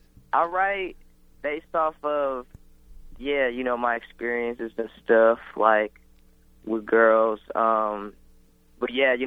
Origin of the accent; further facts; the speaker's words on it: Philippines; I'm Filipino.